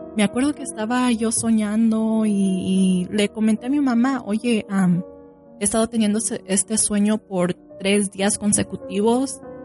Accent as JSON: {"language": "Spanish", "region": "Sinaloa", "country": "Mexico", "tie": "born or raised there", "said": "con la gente que yo fui criada, yo, nosotros somos de Sinaloa, Mazatlán, Culiacán"}